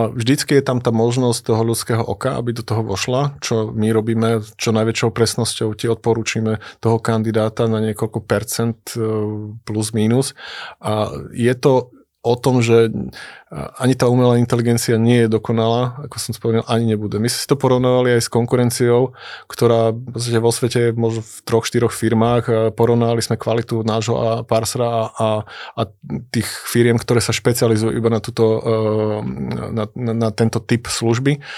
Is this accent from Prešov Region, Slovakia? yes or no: yes; Bardejov, Prešov Region, Slovakia; also born or lived in Bratislava; aj ja aj Miro sme z Bardiova